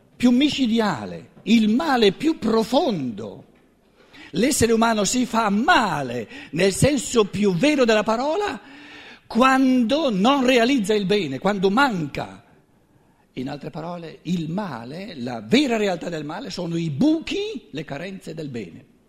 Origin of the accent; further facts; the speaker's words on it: Black Forest, Baden-Württemberg, Germany; tutto bello tedesco, vengo dalla Selva Nera